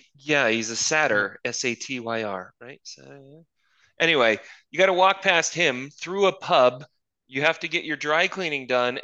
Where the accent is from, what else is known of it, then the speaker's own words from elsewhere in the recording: Luton, East of England, United Kingdom; born there; I was born in Luton. And the problem is in English boroughs, that actually isn't that hard to prove. Like, my family, my mother was born here. Her mother was born here.